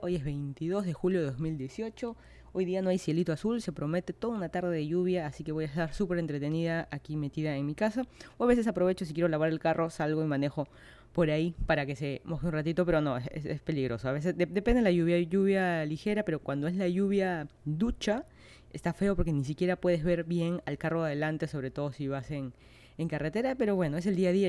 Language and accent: Spanish; Lima, Peru; moved away as an adult; now in Miami, United States; yo soy de Lima, Perú